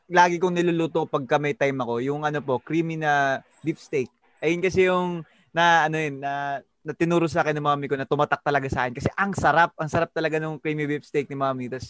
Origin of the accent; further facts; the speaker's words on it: Antipolo, Calabarzon, Philippines; I'm from Antipolo City. I'm 19 years old